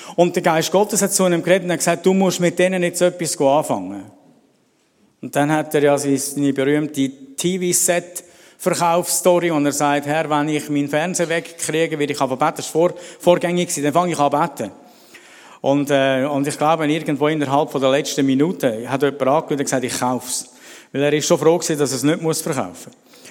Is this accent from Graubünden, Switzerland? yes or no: yes; Celerina, Graubünden, Switzerland; moved away; ich bin in Celerina groß geworden die ersten Jahre